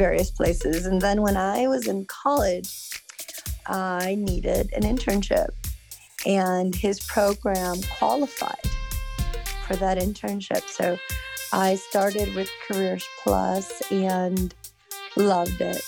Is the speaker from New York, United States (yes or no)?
no; Southern California, United States; also born or lived in Mexicali, Mexico; now in Sacramento, United States; moved to the United States when I was 5, and lived in Southern California the majority of my life